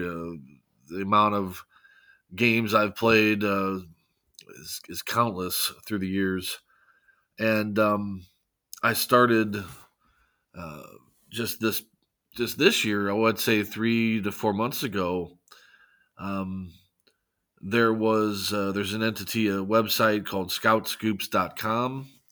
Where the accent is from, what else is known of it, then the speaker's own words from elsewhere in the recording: St. Louis, Missouri, United States; born and raised in Saint Louis, uh, Missouri